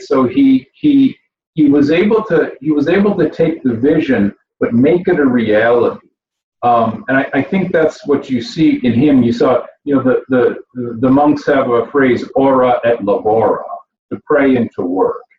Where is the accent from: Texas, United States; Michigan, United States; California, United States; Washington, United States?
Michigan, United States; Grand Blanc; moved away; also born or lived in Flint, Michigan; I was born in Flint, Michigan, right? Born in Flint in McLaren Hospital. I grew up in Grand Blanc